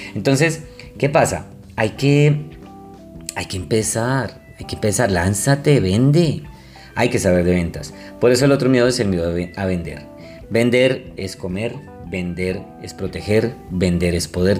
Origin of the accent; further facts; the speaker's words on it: Colombia; yo soy de Colombia